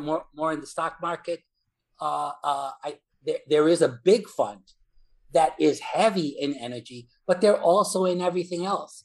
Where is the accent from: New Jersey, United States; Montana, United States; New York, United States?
New York, United States; New York City; from New York, New York City. And in New York City, uh, the the son of uh, immigrant parents